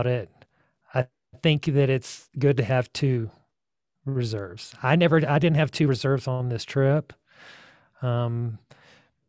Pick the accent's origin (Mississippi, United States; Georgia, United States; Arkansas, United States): Georgia, United States; now in Taos, United States; I'm from Georgia originally